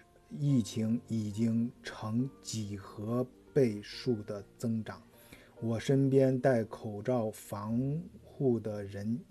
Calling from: Xiaogan, Hubei, China; 我所以，我所在的呃城市是湖北的孝感，一个。离湖北非常近的地方，啊，离武汉非常近的地方

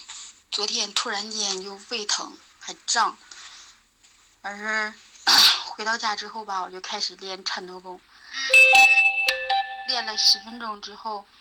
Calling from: Anshan, Liaoning, China; 梧桐老师好，我是来自辽宁鞍山的听友。

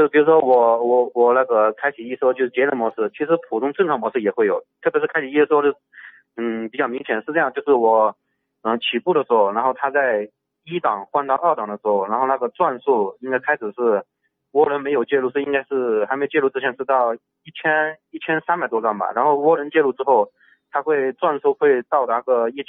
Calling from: Jinan, Shandong, China; 哎，你好，那个我是来自山东济南这边听友那个会员二三三二五号报道。

